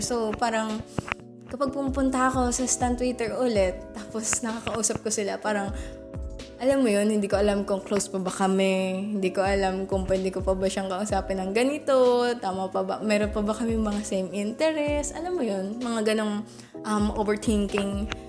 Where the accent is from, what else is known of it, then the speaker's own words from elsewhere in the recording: Calabarzon, Philippines; Lahat kami taga Cavite.